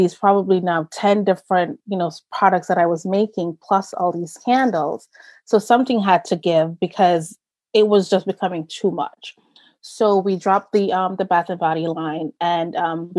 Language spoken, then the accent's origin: English; Jamaica; moved away; growing up in Jamaica with my grandparents